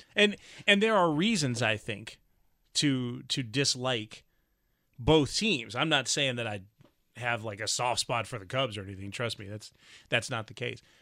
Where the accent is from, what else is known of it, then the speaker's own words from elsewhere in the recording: the South, United States; moved away; I'm from the South